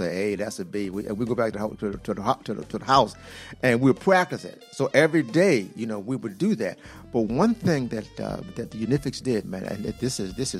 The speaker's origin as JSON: {"language": "English", "town": "Washington", "region": "District of Columbia", "country": "United States", "tie": "born or raised there", "said": "He and I grew up in Southwest together"}